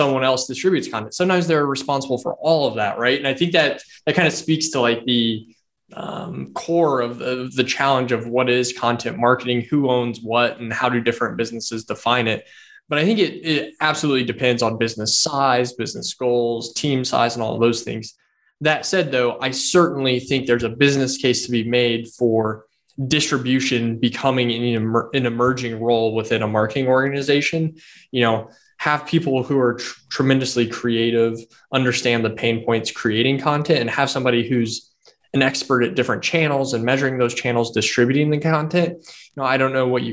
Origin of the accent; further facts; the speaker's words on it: Indiana, United States; we're from the Hoosier State